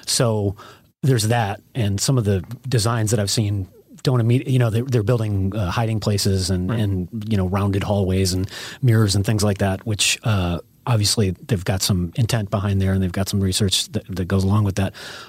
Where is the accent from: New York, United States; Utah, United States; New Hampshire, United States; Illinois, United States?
Illinois, United States; now in California, United States; I grew up in Illinois